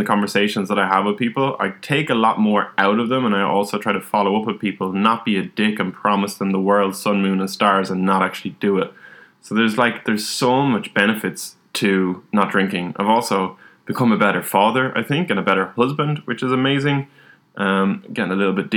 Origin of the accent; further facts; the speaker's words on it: Ireland; growing up in Ireland, drinking is a big part of society.